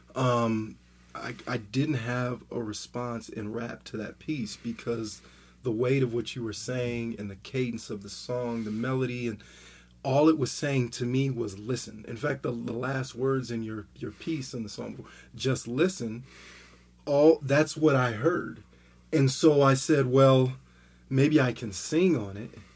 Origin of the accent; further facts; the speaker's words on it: Southern California, United States; also born or lived in Denver, Colorado; I'm from Denver, but I live in Southern California. When I went to high school in Southern California